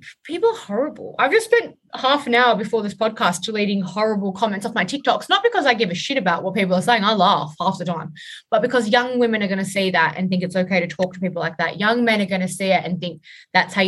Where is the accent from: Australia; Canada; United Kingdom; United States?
Australia